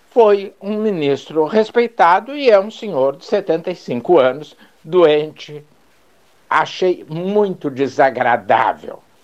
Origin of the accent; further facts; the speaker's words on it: Brazil; como brasileiro e em especial como advogado